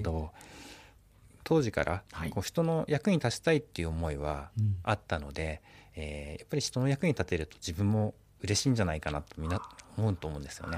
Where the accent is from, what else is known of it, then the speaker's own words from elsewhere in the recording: Obihiro, Hokkaido, Japan; 私は帯広生まれですね